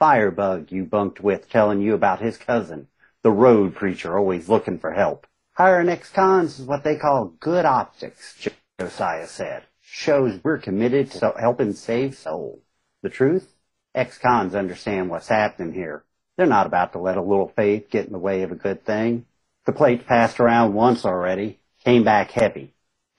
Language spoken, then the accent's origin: English; Southern West Virginia, Eastern Kentucky, United States; I come from, I grew up in Eastern Kentucky, Southern West Virginia, grew up a lot in fundamentalist religions